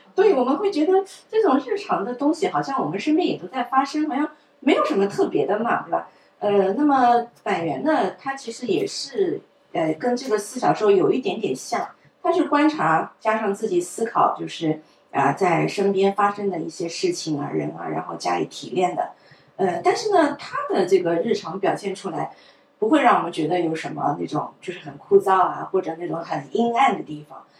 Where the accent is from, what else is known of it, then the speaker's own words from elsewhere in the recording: China; 我们中国人